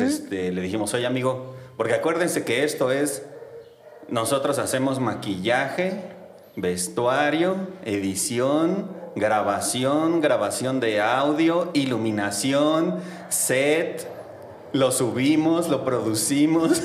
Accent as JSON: {"language": "Spanish", "region": "Mexico City", "country": "Mexico", "said": "soy de Xochimilco"}